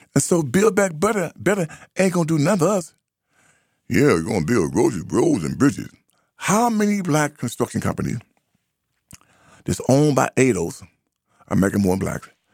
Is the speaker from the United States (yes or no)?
yes; United States; I'm not an African. I'm an American